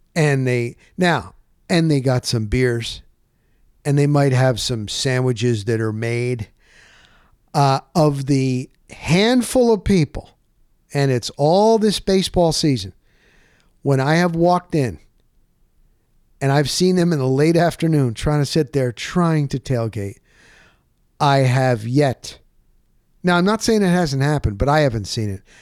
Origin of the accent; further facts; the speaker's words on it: Dover, New Jersey, United States; moved away as an adult; I'm from Morris County, New Jersey. Grew up in a small town called Dover.